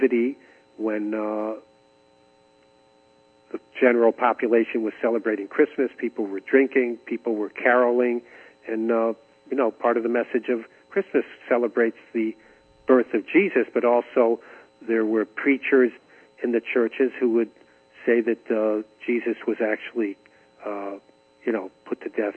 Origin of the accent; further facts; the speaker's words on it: Israel; also born or lived in Great Neck, Long Island, New York, United States; I grew up in Great Neck, Long Island. Then we made Aliyah to Israel when I was 10